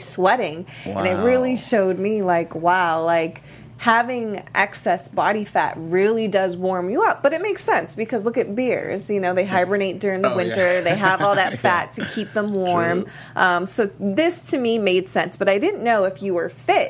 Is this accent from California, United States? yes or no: no; Miami, Florida, United States; I'm from Miami.